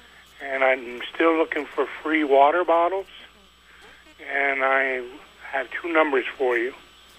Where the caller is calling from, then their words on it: Highgate Springs, Vermont, United States; I'm from Highgate Springs.